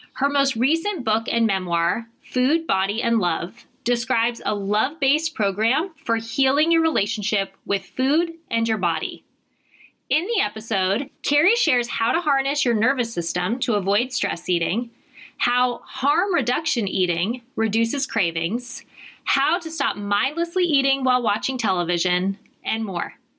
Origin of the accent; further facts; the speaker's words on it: Arizona, United States; moved away; I'm from Arizona